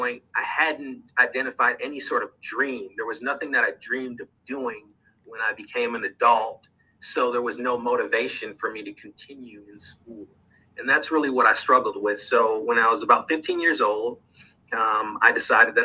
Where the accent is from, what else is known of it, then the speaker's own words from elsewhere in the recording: Minneapolis, Minnesota, United States; moved away as an adult; now in St. Louis, United States; I was born in Minneapolis, Minnesota